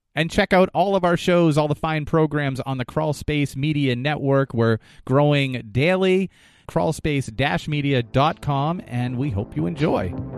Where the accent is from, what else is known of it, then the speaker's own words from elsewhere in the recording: New Hampshire, United States; it happened in my home state.